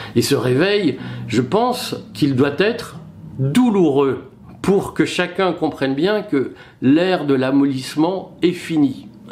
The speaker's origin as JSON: {"language": "French", "country": "France", "said": "lorsque nous sommes français"}